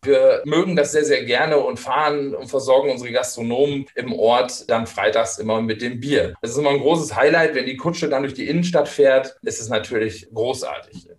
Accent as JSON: {"language": "German", "town": "Steinfurt", "region": "North Rhine-Westphalia", "country": "Germany", "tie": "born or raised there", "said": "ich bin aufgewachsen in der Nähe von Münster, in, in Steinfurt heißt es heute. Früher sagte man noch Borkhorst"}